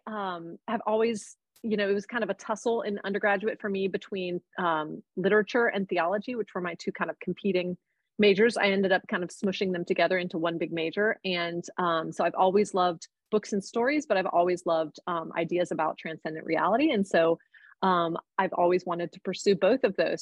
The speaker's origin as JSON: {"language": "English", "town": "Cincinnati", "region": "Ohio", "country": "United States", "lives_now": "Columbus, United States", "said": "I live in Columbus, Ohio. Um, I am from originally from Cincinnati"}